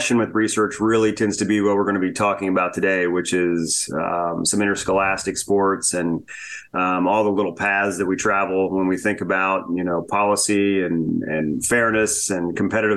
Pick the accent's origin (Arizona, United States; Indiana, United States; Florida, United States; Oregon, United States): Indiana, United States; Hagerstown; I grew up in Indiana. I grew up in Hagerstown, Indiana